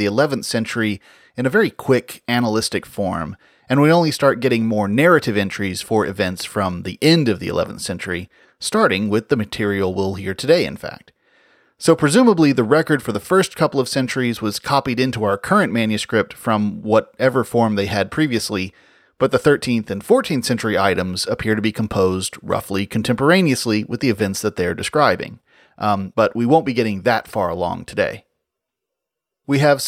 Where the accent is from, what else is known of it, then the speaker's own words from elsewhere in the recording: United States; As an American